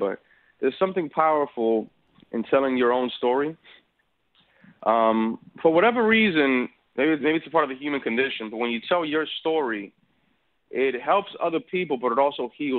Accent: Dominican Republic; I'm from Dominican Republic, and the flavor is different. The seasoning is different. The Spanish is different.

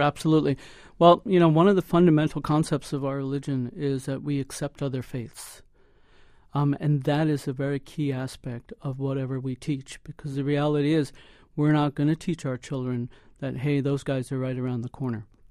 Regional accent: United States; Us being second generation, my son third generation, we're more inclined to look for assimilation because we've grown up in an environment where we came through the school systems here

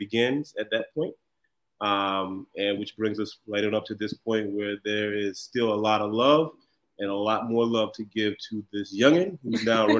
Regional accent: Orangeburg, South Carolina, United States; moved away as an adult; also born or lived in Washington, D.C. area; now in Abu Dhabi, United Arab Emirates; I'm originally from the Orangeburg, South Carolina. Orangeburg, South Carolina. And I went to South Carolina State University. Shortly after I graduated, I moved to DMV

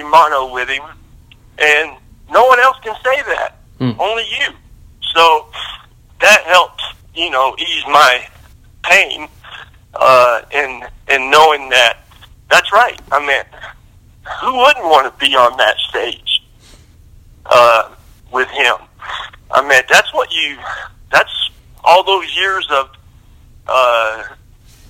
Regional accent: Lubbock, Texas, United States; I grew up in Lubbock, Texas

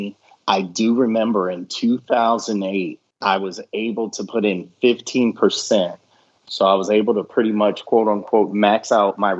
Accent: Michigan, United States; moved away; I'm a guy from Michigan.

